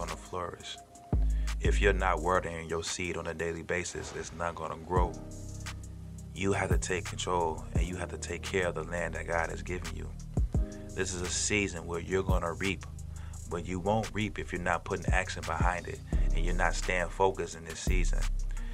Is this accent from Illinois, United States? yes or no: yes; Chicago, Illinois, United States; I grew up in Chicago